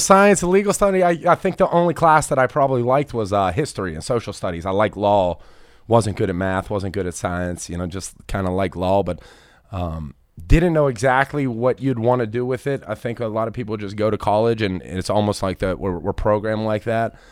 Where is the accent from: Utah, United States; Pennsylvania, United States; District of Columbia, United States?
Pennsylvania, United States; Pittsburgh; I was raised in Pittsburgh my whole life, blue-collared kid